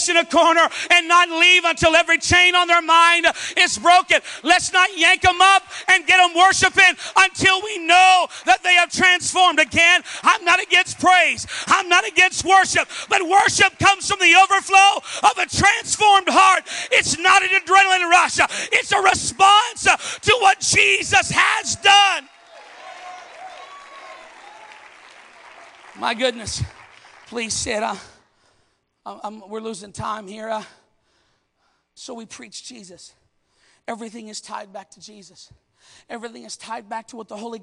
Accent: Canada; I'm Canadian

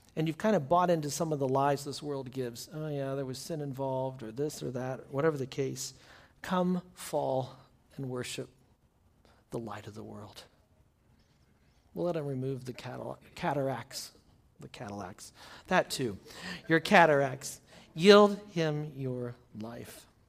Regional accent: United States; As American Christian

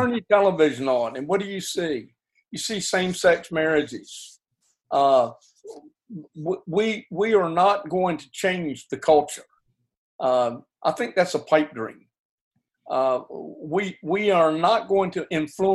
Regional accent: United States; I'm an American by birth

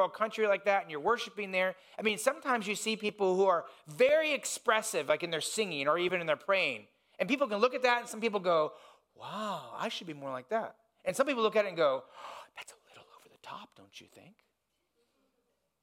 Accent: Indiana, United States; moved away; I grew up in Indiana

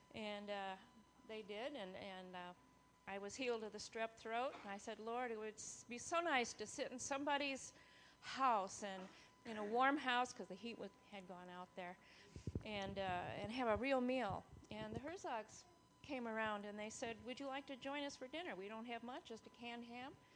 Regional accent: Covington, United States; I grew up in Covington. This is my home church

